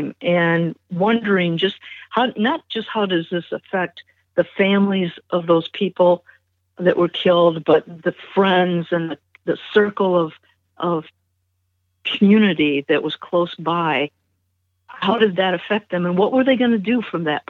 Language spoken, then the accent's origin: English; Mansfield, Ohio, United States; moved away; also born or lived in Michigan; I was born and partly raised in Ohio, and then we moved to Michigan.